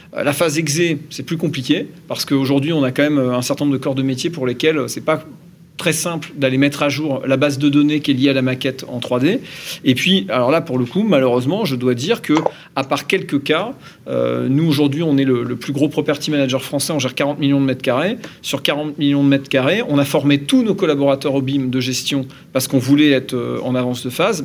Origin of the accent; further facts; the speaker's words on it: Normandy, France; je suis Normand